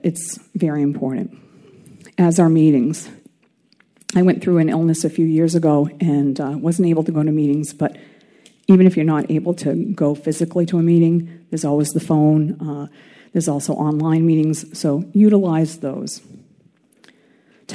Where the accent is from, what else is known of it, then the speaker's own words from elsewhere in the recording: Maine, United States; I was from Maine.